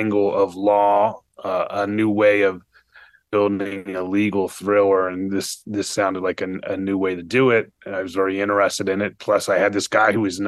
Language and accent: English; Fort Lauderdale, Florida, United States; I grew up in South Florida, Fort Lauderdale, and it was pretty much a tourist town